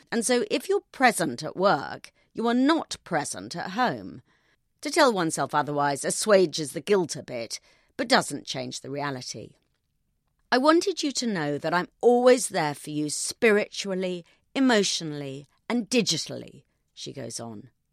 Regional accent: United Kingdom; I'm British

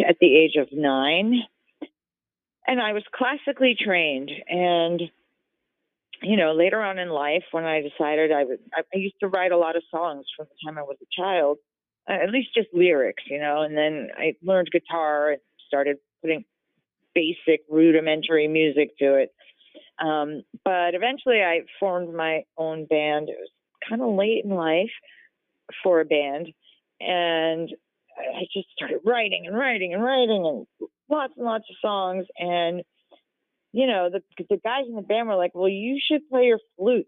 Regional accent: New Jersey, United States; moved away as an adult; also born or lived in New York City / California; I was born and raised in New Jersey, but most of my life was in New York City or out, you know, in boroughs or Hudson County, New Jersey

